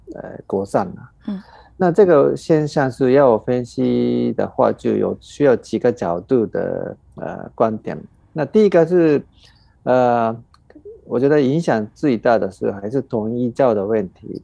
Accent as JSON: {"language": "Chinese", "country": "Japan", "said": "我们日本人"}